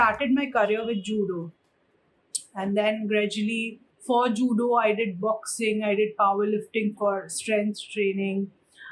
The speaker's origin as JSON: {"language": "English", "country": "India", "said": "I was the first sumo wrestler from our country"}